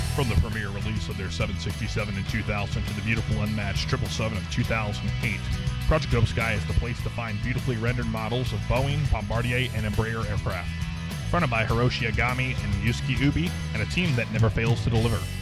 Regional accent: St. Louis, Missouri, United States; my hometown of St. Louis

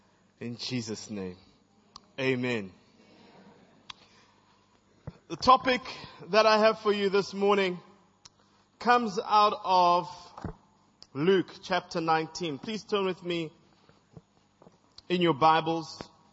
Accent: Zambia; also born or lived in Zimbabwe / East Germany; now in South Africa; I'm from Zambia, I'm from Zimbabwe, I'm from East Germany, and I'm currently from South Africa.

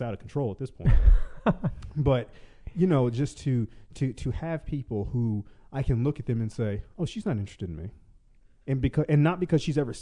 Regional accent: the South, United States; now in Los Angeles, United States; I was born and raised in the South

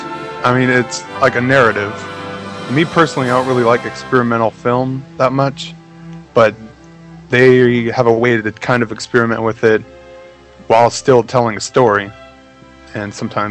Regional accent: United States; I am American

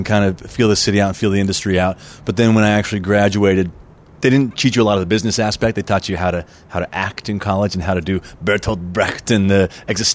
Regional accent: Albuquerque, New Mexico, United States; moved away as an adult; now in Los Angeles, United States; I was originally born and raised in Albuquerque, New Mexico. Lived there until I was 18 and came out here for college

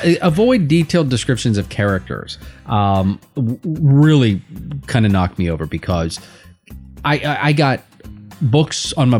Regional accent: United States; I'm an American.

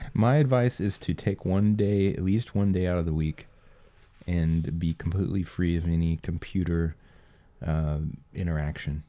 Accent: United States; being an American

